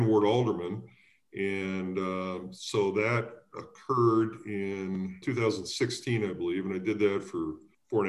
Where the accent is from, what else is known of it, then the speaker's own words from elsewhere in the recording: Decatur, Illinois, United States; moved away as an adult; also born or lived in West Lafayette, Indiana / Chicago; now in Lake Forest, United States; I grew up in Central Illinois in Decatur